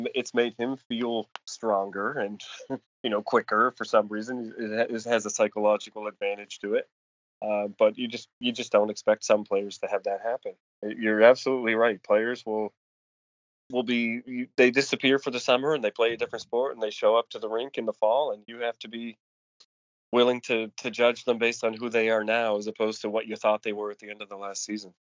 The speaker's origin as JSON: {"language": "English", "town": "Cole Harbour", "region": "Nova Scotia", "country": "Canada", "tie": "born or raised there", "said": "my hometown of Cole Harbor"}